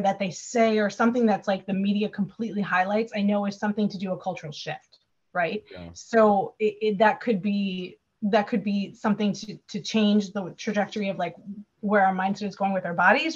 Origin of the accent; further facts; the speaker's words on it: Wisconsin, United States; I'm from Wisconsin